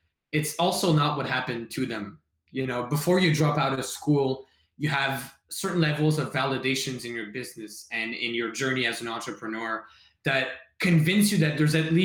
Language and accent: English; Montreal, Quebec, Canada; I'm from Montreal. I studied in high school at Brébeuf, went to CEGEP at Brébeuf